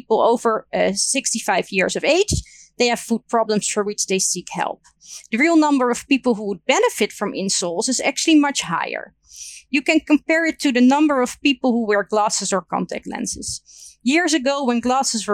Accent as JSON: {"language": "English", "country": "Netherlands"}